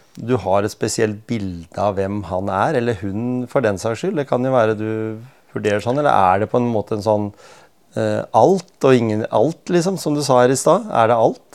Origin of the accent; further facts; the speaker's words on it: Norway; vi som nordmenn